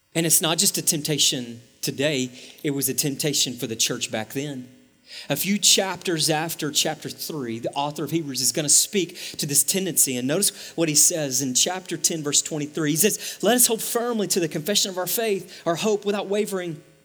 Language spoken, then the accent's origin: English; East Texas, United States; also born or lived in Dallas–Fort Worth Metroplex; now in Dallas–Fort Worth, United States; I grew up in East Texas where to get to Walmart was like take a right and then take a left.